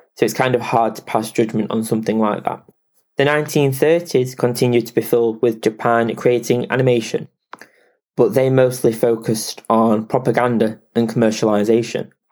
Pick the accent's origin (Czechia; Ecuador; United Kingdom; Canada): United Kingdom; England; I am English